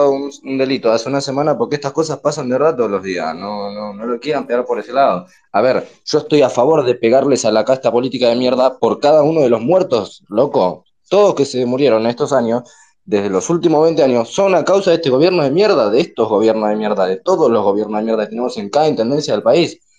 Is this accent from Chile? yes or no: no; Lanús, Buenos Aires Province, Argentina; yo soy de Lanús